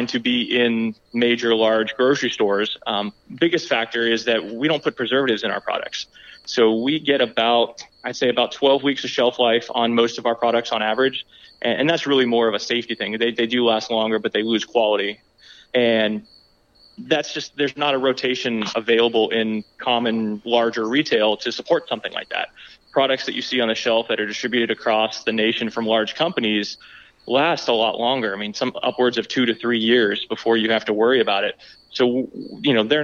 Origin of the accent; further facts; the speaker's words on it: Georgia, United States; I grew up in Georgia, but we went back to visit a lot